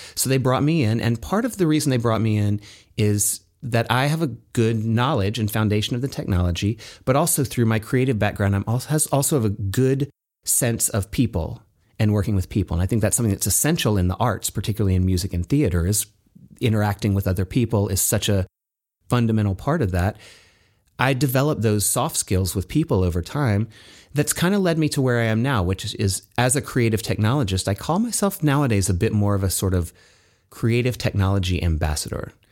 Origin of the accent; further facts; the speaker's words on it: Tennessee, United States; moved away; also born or lived in New York / Santa Barbara, California; I grew up in Tennessee